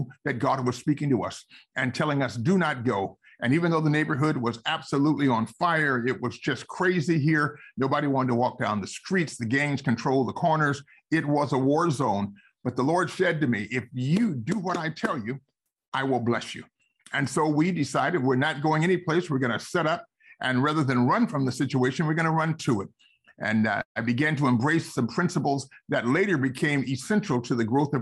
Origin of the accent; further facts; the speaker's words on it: San Mateo, California, United States; also born or lived in Palo Alto; I grew up in the Bay Area, right across the bay here in San Mateo and Palo Alto.